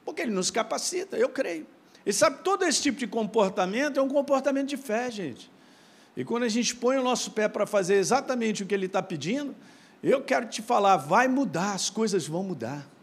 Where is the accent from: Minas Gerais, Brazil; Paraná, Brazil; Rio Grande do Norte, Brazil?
Minas Gerais, Brazil; born there; Eu sei, nasci em Minas, meu.